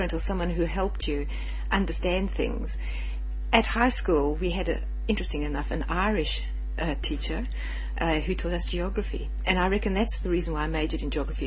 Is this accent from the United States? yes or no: no; South Africa; first language English; moved away as an adult; now in Australia; I obviously am not Australian. I grew up in South Africa, and I'm English speaking South African